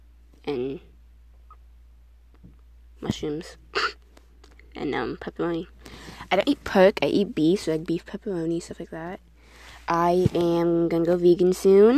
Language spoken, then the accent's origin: English; New York City, New York, United States; I was born in New York, Queens